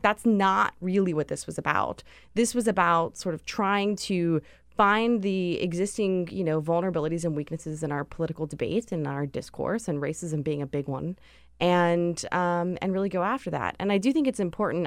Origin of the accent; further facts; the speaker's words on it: Pittsburgh, Pennsylvania, United States; I'm from Pittsburgh